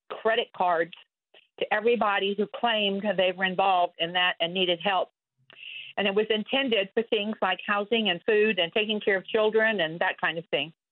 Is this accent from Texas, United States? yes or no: yes; Texas, United States; I'm from Texas